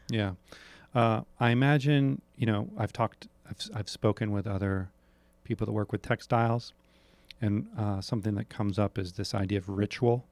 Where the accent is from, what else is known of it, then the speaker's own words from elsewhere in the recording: New Hampshire, United States; I'm from New Hampshire